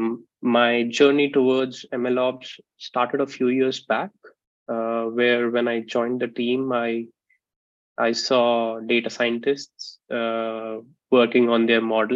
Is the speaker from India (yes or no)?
yes; Vidisha, Madhya Pradesh, India; moved away as an adult; now in Sweden; I'm born and brought up in India at a place called Vidisha, which is a very small town